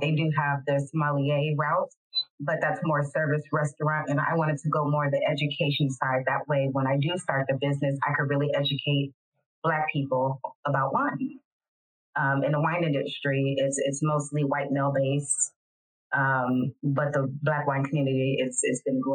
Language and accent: English; San Francisco, California, United States; now in Modesto, United States; I'm from San Francisco, but I've lived in Modesto, California for over 20 years